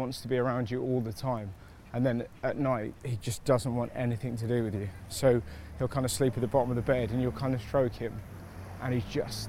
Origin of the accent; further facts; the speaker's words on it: Bristol, South West England, United Kingdom; Like, I'm from Bristol, but we moved around.